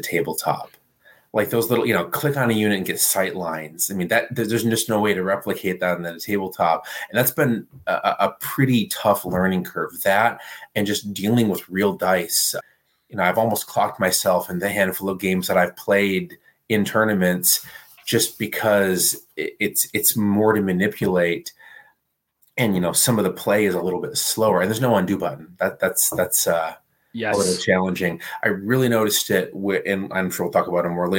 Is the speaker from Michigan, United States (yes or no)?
yes; Midland, Michigan, United States; we both wound up back in my hometown in Midland, Michigan, around 2002, 2003